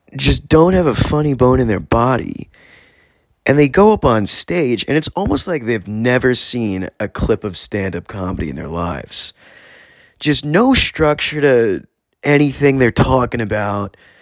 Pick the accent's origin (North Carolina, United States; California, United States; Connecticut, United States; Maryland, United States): California, United States; San Diego; I'm from San Diego's Hillcrest